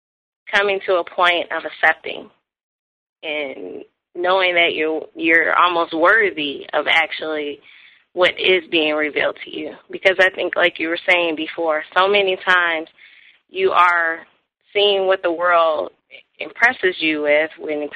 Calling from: Columbus, Georgia, United States; I am actually down in Columbus, Georgia.

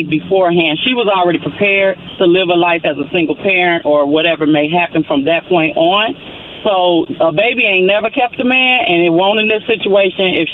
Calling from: Indianapolis, Indiana, United States; Good morning. … I'm calling from Indianapolis.

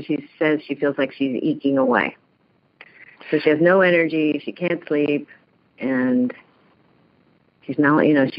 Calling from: New Jersey, United States; New Jersey.

